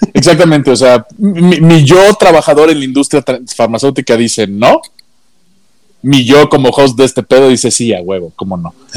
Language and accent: Spanish; Mexico; como Mexa